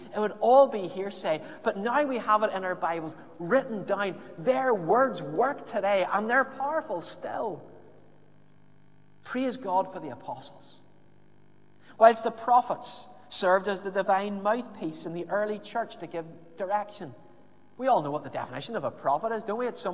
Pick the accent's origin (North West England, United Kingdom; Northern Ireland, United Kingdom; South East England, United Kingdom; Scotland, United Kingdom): Northern Ireland, United Kingdom; Belfast; growing up in Belfast